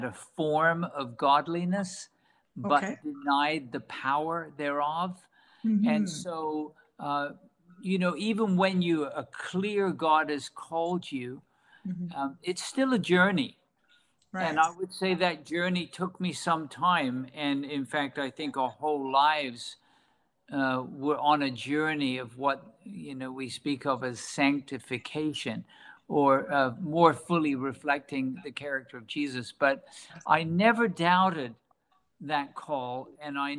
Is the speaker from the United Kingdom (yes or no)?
yes; England, United Kingdom; moved away; I was born in England, working for a British bank when I was 18 years old